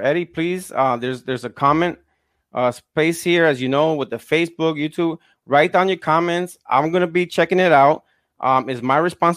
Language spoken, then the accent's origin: English; Fajardo, Puerto Rico; moved away; I grew up in Puerto Rico, Fajardo